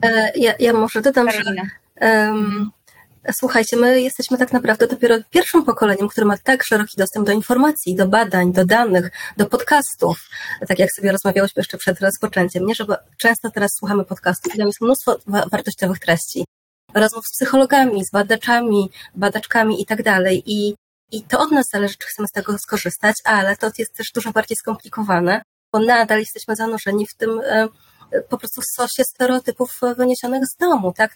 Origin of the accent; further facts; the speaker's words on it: Janowiec nad Wisłą, Lublin Voivodeship, Poland; now in Warsaw, Poland; ja pochodzę z małej miejscowości, z Janowca nad Wisłą, na Lubelszczyźnie